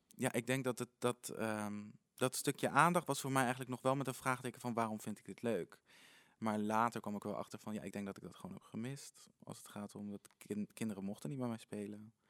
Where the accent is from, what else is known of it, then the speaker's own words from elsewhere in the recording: Apeldoorn, Gelderland, Netherlands; geboren en getogen in Apeldoorn